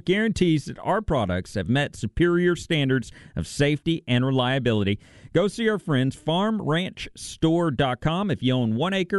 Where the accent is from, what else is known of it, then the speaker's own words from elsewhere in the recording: La Grange, Texas, United States; My hometown